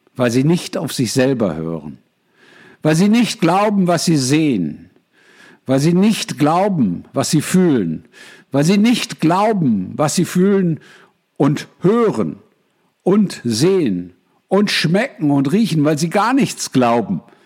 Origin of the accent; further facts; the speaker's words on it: Germany; moved away; ich bin früher mal Deutscher gewesen